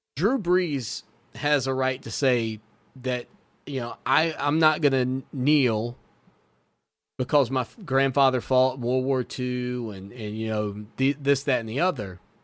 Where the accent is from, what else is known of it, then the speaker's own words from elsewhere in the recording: United States; as an American